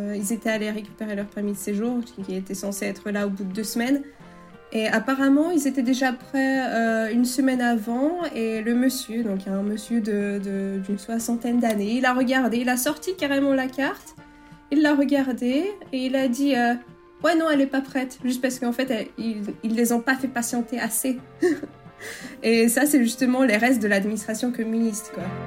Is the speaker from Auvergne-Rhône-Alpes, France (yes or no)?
yes; Chablais, French Alps, Auvergne-Rhône-Alpes, France; moved away as an adult; also born or lived in Paris, France; now in Bydgoszcz, Poland; Je viens, je viens du Chablais, en fait, en France, euh, des Alpes, les Hautes-Alpes